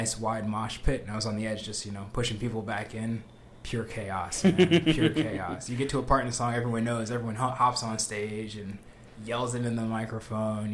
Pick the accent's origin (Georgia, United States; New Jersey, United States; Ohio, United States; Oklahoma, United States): New Jersey, United States; I'm from New Jersey